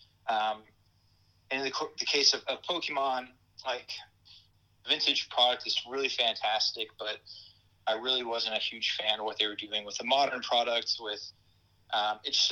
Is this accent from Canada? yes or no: no; Brazil; moved away as an adult; now in United States; grew up in Brazil